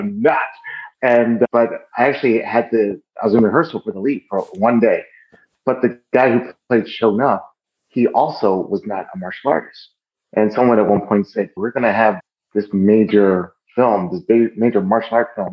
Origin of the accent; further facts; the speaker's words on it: Philadelphia, Pennsylvania, United States; also born or lived in New Jersey; Germantown, Philly, Washington Lane and Green. Actually, a small street called Burbridge Street. And born and raised there